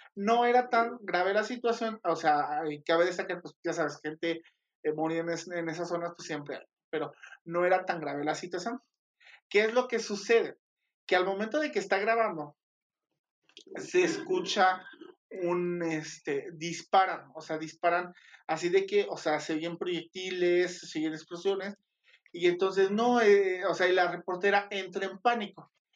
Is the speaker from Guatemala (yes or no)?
no; Mexico; soy mexicana y chingona